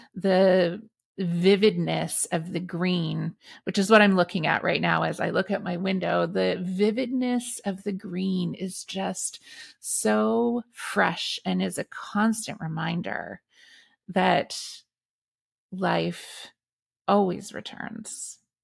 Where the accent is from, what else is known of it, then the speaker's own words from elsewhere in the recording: Meaford, Ontario, Canada; in my hometown of Meaford